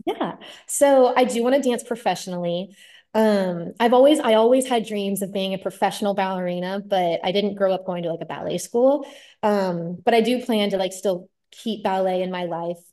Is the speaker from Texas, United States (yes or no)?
yes; Austin, Texas, United States; I'm from Austin, Texas, born and raised